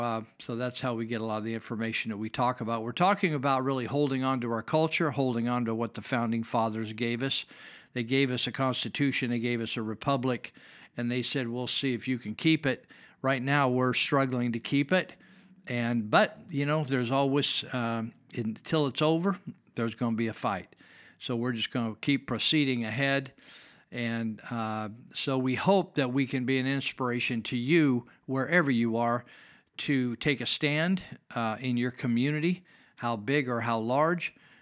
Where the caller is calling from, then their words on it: California, United States; I'm speaking from Northern California.